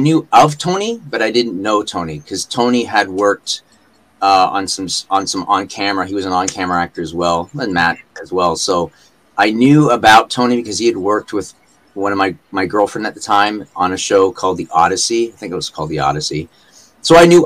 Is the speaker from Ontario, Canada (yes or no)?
no; Vancouver, British Columbia, Canada; accent: Canadian; now in Comox, Canada; I was born and raised in Vancouver